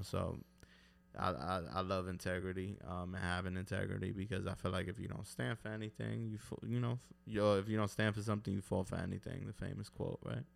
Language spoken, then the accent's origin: English; New York City, New York, United States; I'm from East New York, Brooklyn, Ridgewood, Queens